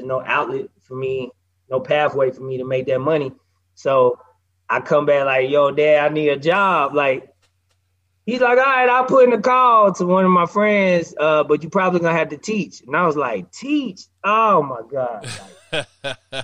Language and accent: English; Nashville, Tennessee, United States; moved away as an adult; also born or lived in Atlanta; I'm from Nashville